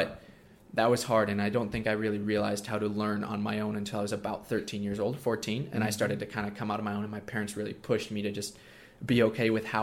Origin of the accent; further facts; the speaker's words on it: Minnesota, United States; also born or lived in Coeur d'Alene, Idaho; I live in Minnesota, and I've been homeschooled my whole life.